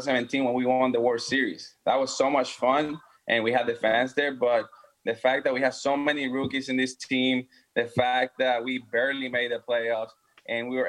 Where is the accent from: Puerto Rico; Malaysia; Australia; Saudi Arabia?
Puerto Rico; now in Houston, United States; go back to my hometown and be able to spend time with the rest of my family over there